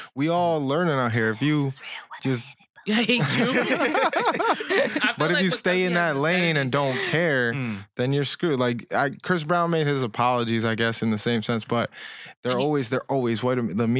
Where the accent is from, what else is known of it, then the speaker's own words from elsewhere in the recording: Colombia; now in United States; But I'm from Colombia, where I've lost many family members for no reason.